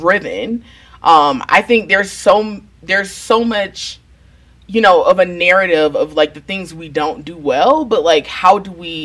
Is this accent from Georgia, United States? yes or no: yes; Atlanta, Georgia, United States; moved away as an adult; also born or lived in Houston, Texas; now in Denver, United States; originally I'm from Atlanta, Georgia.